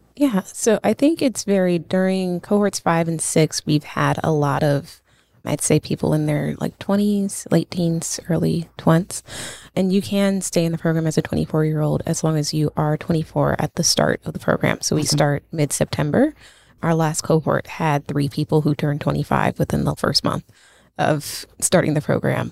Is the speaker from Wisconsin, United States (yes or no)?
no; New York City, New York, United States; also born or lived in Washington, D.C.; I'm from Brooklyn, so I moved back home